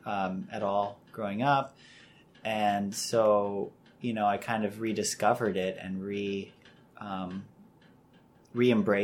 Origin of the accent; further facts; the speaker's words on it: Chicago, Illinois, United States; I'm half Irish and half Chinese, born and raised in Chicago